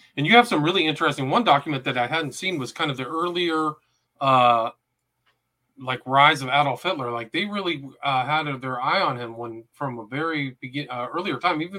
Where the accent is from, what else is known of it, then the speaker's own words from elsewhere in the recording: California, United States; when I grew up in Northern California, there was a sociological study of what happens in some public bathrooms.